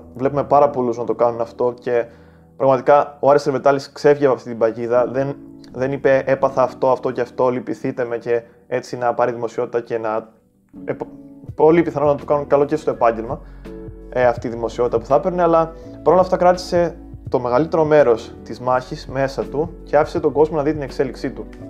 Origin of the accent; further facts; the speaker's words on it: Greece; σαν Έλληνες